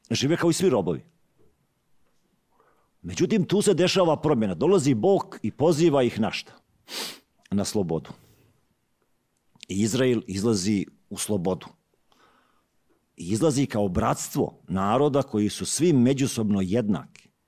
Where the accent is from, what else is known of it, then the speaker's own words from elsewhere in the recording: Šibenik-Knin County, Croatia; Rođen sam u Đu, Đujićevom kraju.